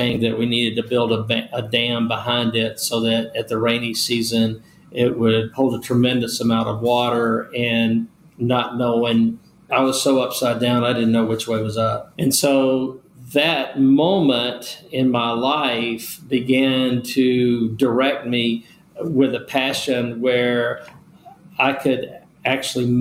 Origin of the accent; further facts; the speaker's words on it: Nashville, Tennessee, United States; also born or lived in Bessemer, Alabama; we ended up settling when I was very young in Nashville, Tennessee. I grew up there